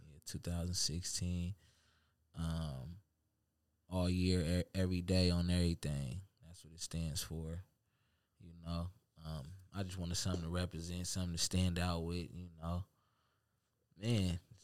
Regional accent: Seattle, Washington, United States; now in Tacoma, United States; I'm from the town

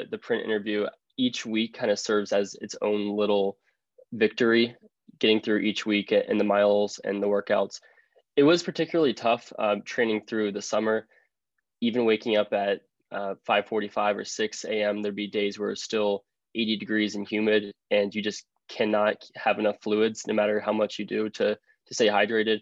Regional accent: Cincinnati, Ohio, United States; I am from Cincinnati, Ohio

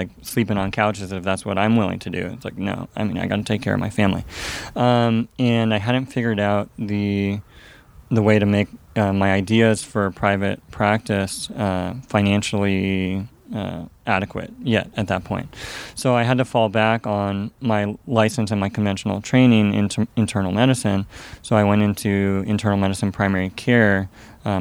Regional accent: Fremont, California, United States; I grew up in Alameda County, Union City, Fremont, Hayward, went to Moreau Catholic High School on Mission Boulevard in Hayward.

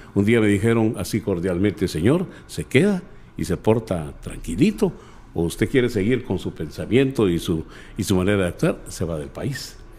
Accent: Guatemala City, Guatemala Department, Guatemala; born or raised there; also born or lived in Jutiapa, Guatemala / Chiquimula, Guatemala

